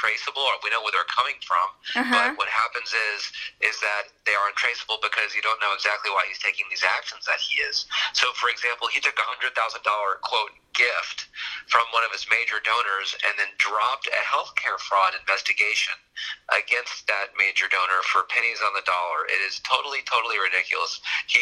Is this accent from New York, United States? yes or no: no; Houston, Texas, United States; I grew up in Houston, born and raised in Houston